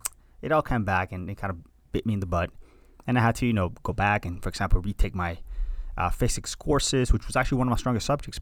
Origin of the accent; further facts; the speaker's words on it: Hialeah, Florida, United States; And thanks to that, we came to this country. And I've been in South Florida ever since, I was raised in Hialeah, boy.